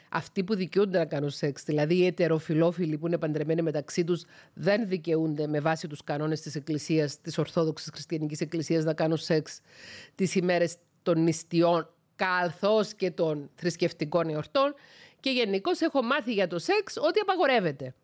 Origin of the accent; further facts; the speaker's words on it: Cyprus; also born or lived in Thessaloniki; κατάγομαι από την Κύπρο